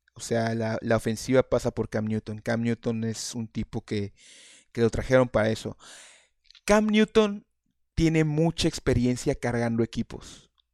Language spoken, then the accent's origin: Spanish; Mexico; Yo, yo soy, somos mexicanos